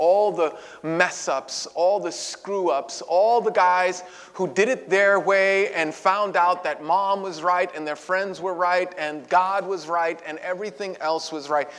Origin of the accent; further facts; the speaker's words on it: New York City, New York, United States; I had lived in that neighborhood my entire life